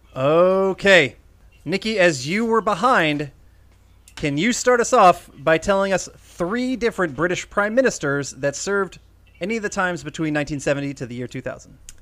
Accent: Iowa, United States; John and I were both born in Iowa

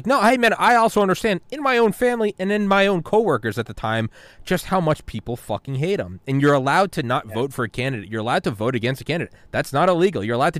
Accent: New England, United States; I'm from New England.

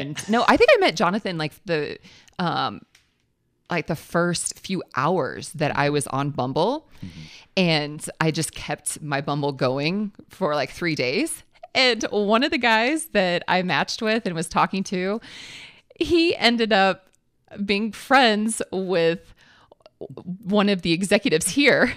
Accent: Illinois, United States; now in Colorado, United States; I'm from Illinois originally.

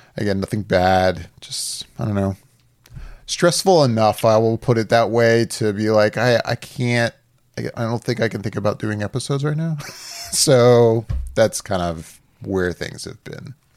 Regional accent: Orlando, Florida, United States; I've grown up here. I'm from Orlando

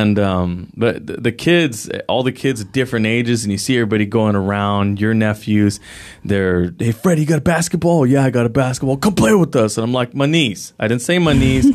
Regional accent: San Jose, California, United States; I grew up in the Eastside San Jose

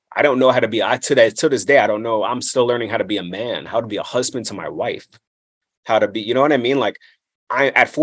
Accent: New York City, New York, United States; also born or lived in Brooklyn; the way I came up was in, you know, kind of an interesting place of Queens, like that Ridgewood, Maspeth area. You know, I was born in Brooklyn. I grew up in this area

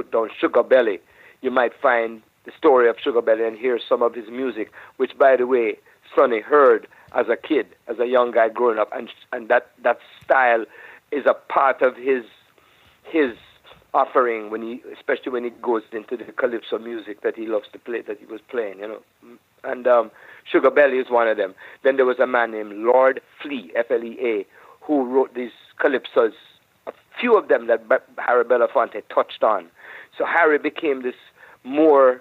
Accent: Jamaica; now in United States; I'm from Jamaica, but I'm a Jamaican

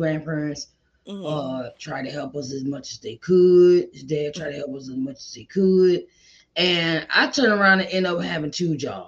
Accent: Portsmouth, United States; now in Uniontown, United States; I was raised in Portsmouth

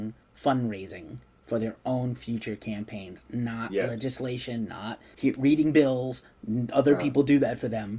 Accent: New York City, New York, United States; in the Bronx, in my hometown there.

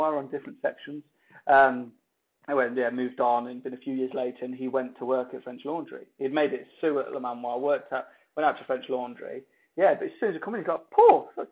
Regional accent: Coventry, West Midlands, United Kingdom; England, place called Coventry

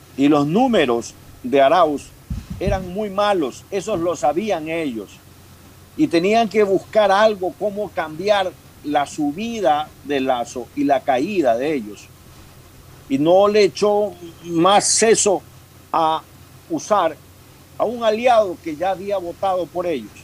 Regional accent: Ecuador; los grandes núcleos mestizos que somos los ecuatorianos, sobre todo los quiteños

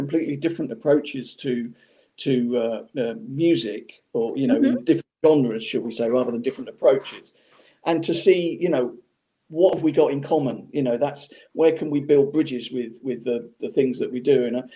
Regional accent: Portsmouth, South East England, United Kingdom; Portsmouth, which was my hometown at the time where I was from

